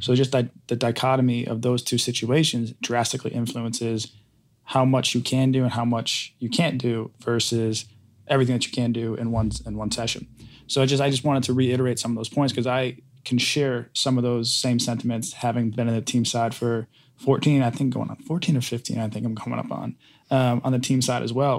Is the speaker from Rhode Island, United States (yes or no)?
yes; Rhode Island, United States; moved away; I grew up in Rhode Island